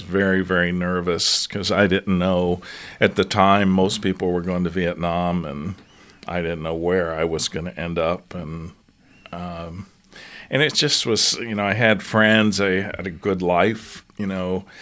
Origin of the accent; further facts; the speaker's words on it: New Castle, Pennsylvania, United States; moved away as an adult; also born or lived in Colorado / Atlanta / Rochester, New York; I grew up just outside of Pittsburgh, Pennsylvania, in a town called Newcastle